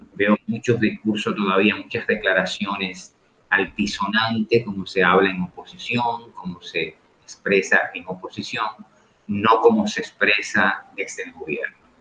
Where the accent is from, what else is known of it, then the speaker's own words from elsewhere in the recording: Dominican Republic; nosotros como dominicanos